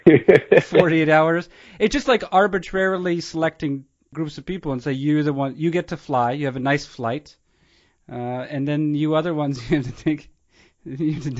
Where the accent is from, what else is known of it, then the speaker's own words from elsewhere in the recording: Concord, New Hampshire, United States; moved away; also born or lived in Milton, Massachusetts; I'm from Concord, New Hampshire, originally.